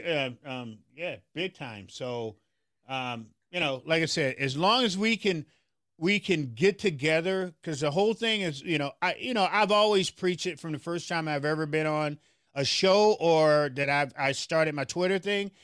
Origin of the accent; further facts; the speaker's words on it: Memphis, Tennessee, United States; now in Minneapolis, United States; I'm from Memphis, Tennessee